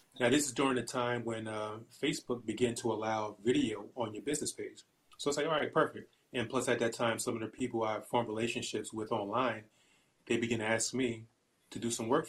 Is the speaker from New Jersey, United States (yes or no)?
yes; Newark, New Jersey, United States; moved away as an adult; now in Allentown, United States; I'm originally from Newark, New Jersey, N-E-W-A-R-K, born and raised